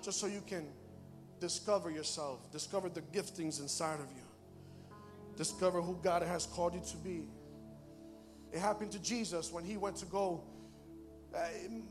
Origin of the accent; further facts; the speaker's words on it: Bridgeport, Connecticut, United States; I live in Bridgeport. I work in Bridgeport. And I grew up in Bridgeport most of my life.